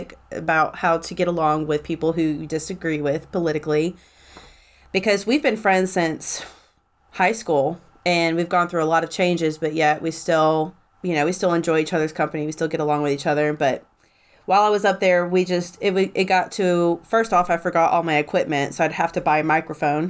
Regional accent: Tennessee, United States; I'm from Tennessee

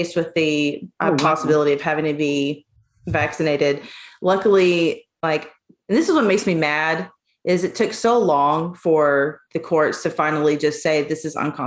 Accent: Tennessee, United States; I am from Tennessee

